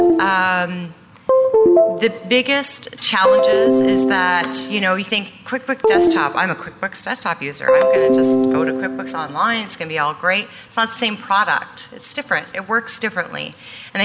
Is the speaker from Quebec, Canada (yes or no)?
yes; Gatineau, Quebec, Canada; I'm from Gatineau, Quebec, which is about 10 minutes from Ottawa.